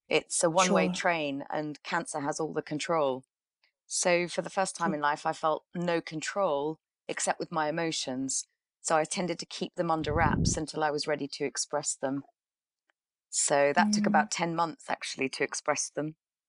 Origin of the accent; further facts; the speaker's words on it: England, United Kingdom; also born or lived in Karachi, Pakistan / Middle East; I was born in Karachi and spent my childhood between England and the Middle East.